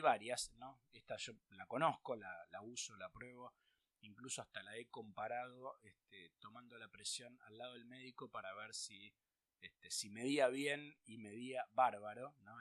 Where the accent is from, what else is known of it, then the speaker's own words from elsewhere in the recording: Argentina; en Argentina siempre tuvimos lamentablemente inflación